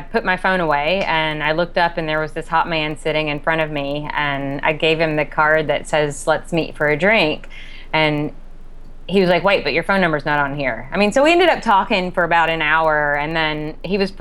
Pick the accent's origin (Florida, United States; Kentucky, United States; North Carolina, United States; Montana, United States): Kentucky, United States; I'm from Kentucky